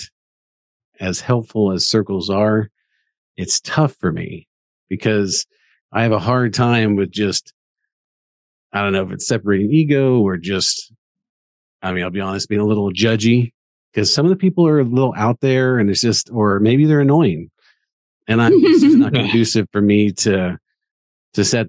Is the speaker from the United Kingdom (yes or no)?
no; Kansas, United States; I'm from Kansas, so we're big K-State fans